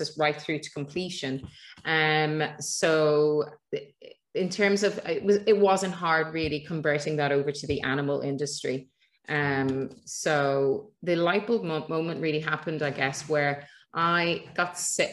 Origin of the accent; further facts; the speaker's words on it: Ireland; being Irish